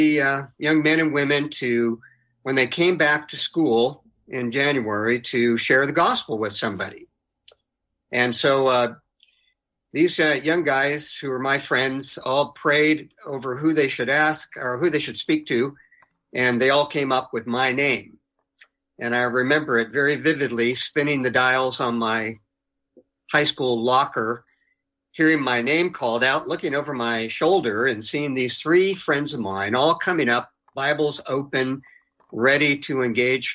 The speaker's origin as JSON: {"language": "English", "region": "Southern California", "country": "United States", "tie": "born or raised there", "moved": "yes", "lives_now": "Austin, United States", "said": "I grew up in Southern California"}